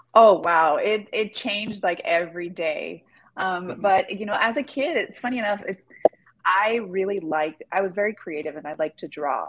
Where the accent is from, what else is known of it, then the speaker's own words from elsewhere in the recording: Los Angeles, California, United States; born and raised